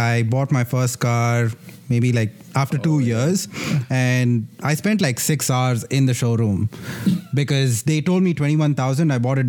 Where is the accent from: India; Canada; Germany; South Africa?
India; first language Kannada; English is a second language; now in United States